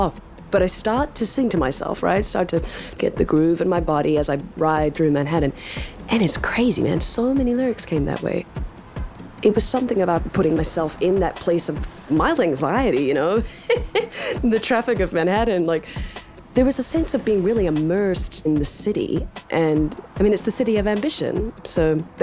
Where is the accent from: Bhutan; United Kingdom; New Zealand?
New Zealand; now in United States; as a New Zealander living in America